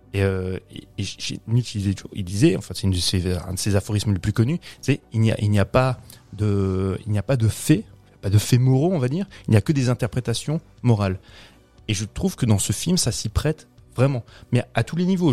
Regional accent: France; nous, Français

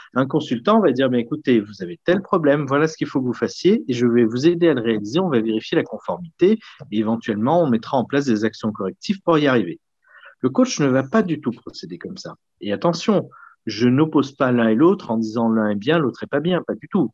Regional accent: Lyon, Auvergne-Rhône-Alpes, France; Et je suis né à Lyon, j'ai fait toutes mes études sur Lyon et j'ai encore mon cabinet à Lyon

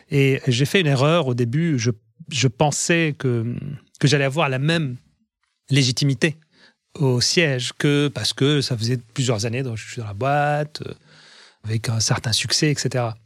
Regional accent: France; en tant que Français, c'est vrai qu'on a un, avantage. Il l'image de la France, l'histoire de la France, la culture française nous ouvre beaucoup de portes.

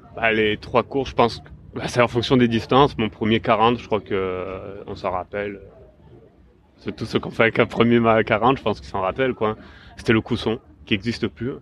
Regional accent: Var, Provence-Alpes-Côte d'Azur, France; now in Marseille, France; j'ai grandi dans, dans la, quoi, dans le Var beaucoup

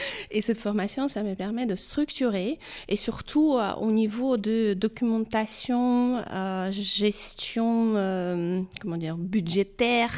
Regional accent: Korosten, Ukraine; French is a second language; moved away as an adult; also born or lived in Kharkiv, Ukraine; now in Lyon, France; je suis née à côté de Kiev, dans le petit village qui s'appelle Korosten, mais euh, après euh, presque toute ma vie euh, adulte, j'ai passé à Kharkov.

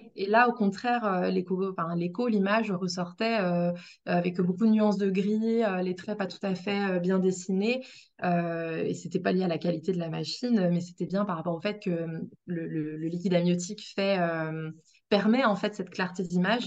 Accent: Brittany, France; moved away; je suis bretonne

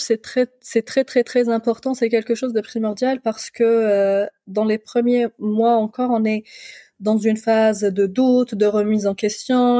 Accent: Algeria; de chez moi en Algérie

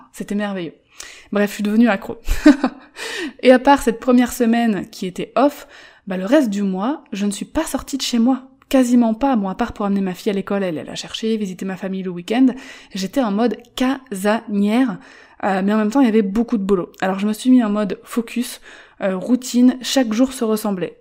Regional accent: Paris, Île-de-France, France; moved away; Moi qui suis parisienne

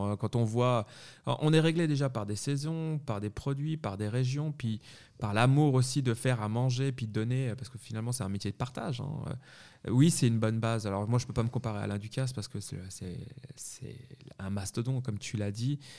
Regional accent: Paris, Île-de-France, France; moved away as an adult; also born or lived in Savoie / Neuchâtel, Switzerland; now in Switzerland; on n'est pas au Savoyard, on est Savoyard et moitié parisien, finalement, c'est pour ça que je suis né euh, sur Paris.

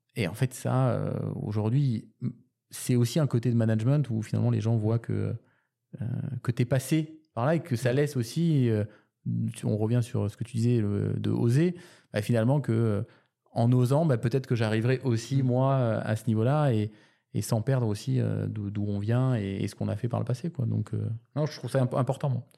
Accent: Toulouse, Occitania, France; moved away; also born or lived in Canada / Paris; je suis né à Toulouse et j'ai vécu également au Canada pour ensuite revenir à Paris

